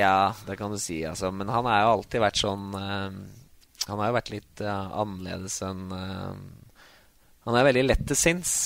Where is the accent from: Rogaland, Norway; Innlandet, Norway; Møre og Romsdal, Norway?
Innlandet, Norway; Grue; Grue, mm, der fattern spilte, og der jeg vokste opp